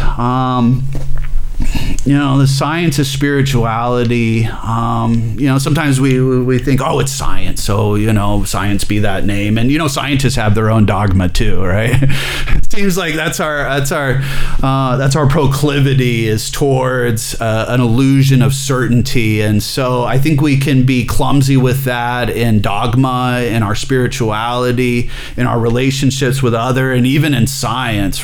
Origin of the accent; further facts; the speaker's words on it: Alabama, United States; I'm from Alabama